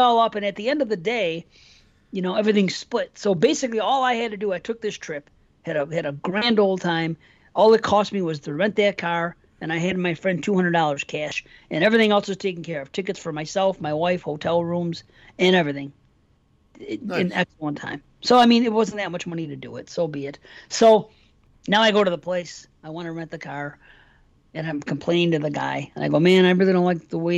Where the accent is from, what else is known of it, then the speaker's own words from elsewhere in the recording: North Tonawanda, New York, United States; North Tonawanda, out here, Buffalo